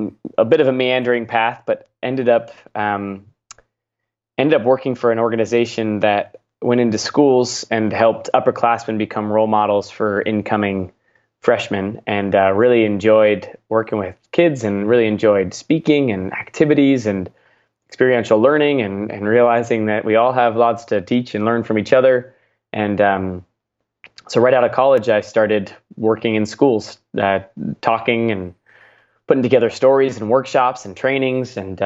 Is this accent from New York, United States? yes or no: no; Seattle, Washington, United States; Yeah, I grew up in the Seattle, Washington area